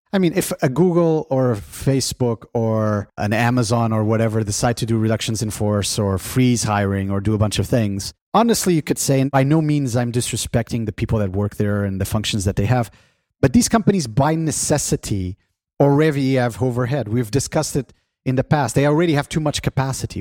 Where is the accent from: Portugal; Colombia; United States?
Portugal; moved away; In my home country of Portugal